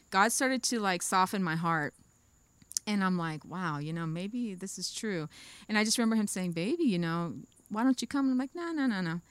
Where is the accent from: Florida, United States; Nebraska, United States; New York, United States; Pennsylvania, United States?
Florida, United States; Pahokee; also born or lived in Boynton Beach, Florida / Belle Glade, Florida; I was born in Boynton, but I grew up in Pahokee